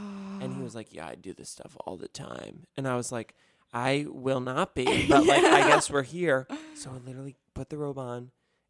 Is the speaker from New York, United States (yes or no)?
yes; Westchester County, New York, United States; also born or lived in University of Michigan; I grew up in Westchester County